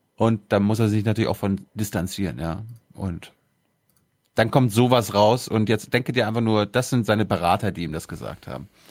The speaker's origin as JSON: {"language": "German", "country": "Germany", "said": "wir das als Deutsche"}